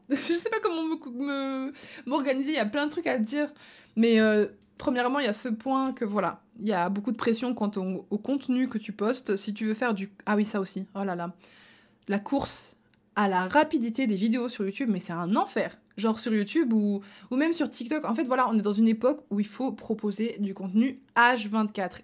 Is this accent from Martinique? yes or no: no; Belgium; moved away; also born or lived in Marseille; moi je suis belge de base